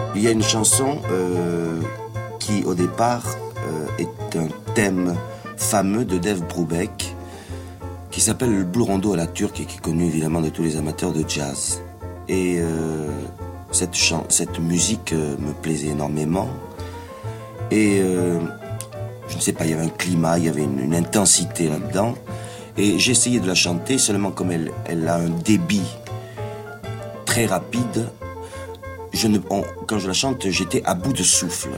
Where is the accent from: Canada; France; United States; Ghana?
France; southern France; accent: méridional (southern French); j'ai un accent, n'est-ce pas, mhm. un accent méridional